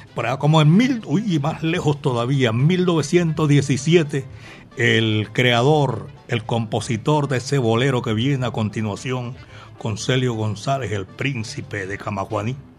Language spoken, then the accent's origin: Spanish; Colombia; aquí, en la capital de la montaña, Medellín, belleza de mi país.